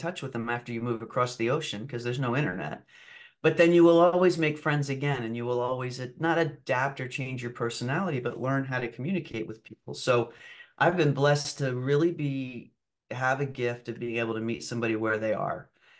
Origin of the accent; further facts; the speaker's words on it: Germany; also born or lived in Argentina; I was raised overseas in Germany and then Argentina for a period of time.